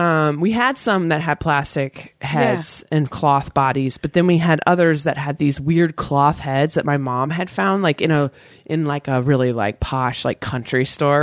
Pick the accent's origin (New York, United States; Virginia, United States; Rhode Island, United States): Virginia, United States; born or raised there